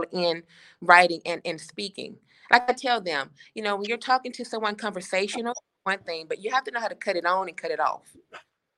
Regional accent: Chattanooga, Tennessee, United States; now in Atlanta, United States; I'm born and raised in Chattanooga, Chattanooga, Tennessee, but I currently live in Atlanta, Georgia.

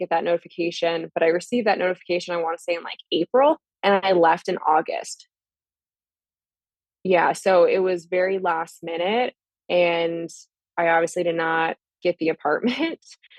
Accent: Vancouver, Washington, United States; also born or lived in California / Fort Drum; so I was born in California. My dad joined the Army. We were stationed at Fort Drum. And then later on, we moved to Washington State.

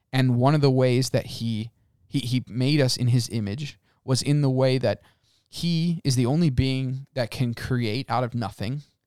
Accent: United States; we as the American people, I'm gonna speak as Americans

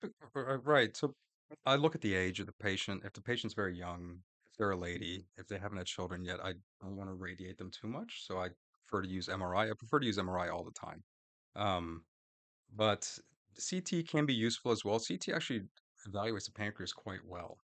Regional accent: Orlando, Florida, United States; also born or lived in Gainesville, Florida; now in Jacksonville, United States; I'm a Florida boy. I grew up in Florida, in Orlando

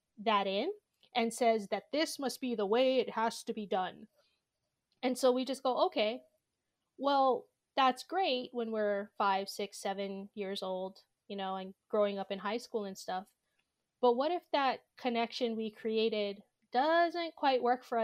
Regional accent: Honolulu, Hawaii, United States; I grew up in Honolulu, Hawaii.

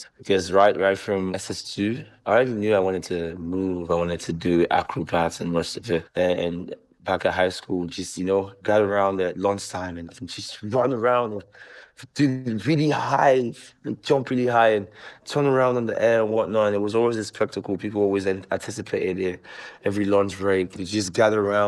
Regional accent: Lagos, Nigeria; I was born in Lagos, Nigeria, born and brought up here in Lagos

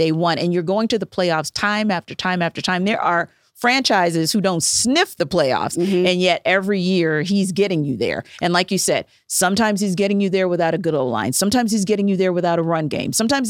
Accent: the South, United States; Oh, it's football. Because I'm from the South.

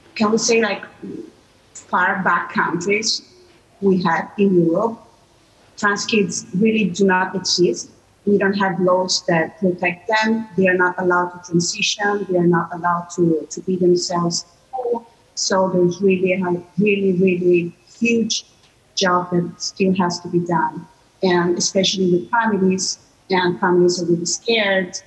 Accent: Italy; I'm from Italy

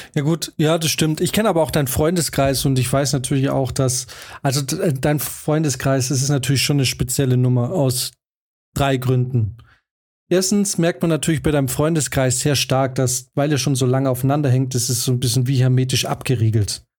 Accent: Swabia, Germany; moved away as an adult; wir sind nicht in der Großstadt groß geworden

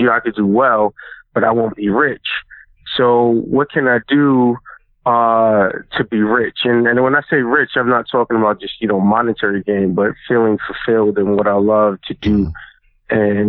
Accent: New York, United States; I'm a New Yorker

